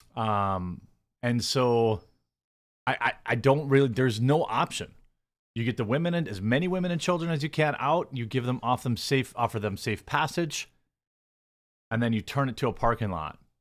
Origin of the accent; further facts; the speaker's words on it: United States; as an American who is not Palestinian or Israeli